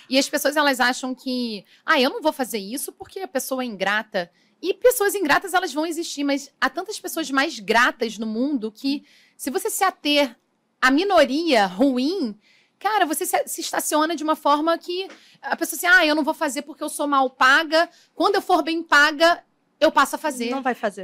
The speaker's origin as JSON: {"language": "Portuguese", "town": "São Gonçalo", "region": "Rio de Janeiro", "country": "Brazil", "said": "São Gonçalo, que é da cidade de onde eu vim"}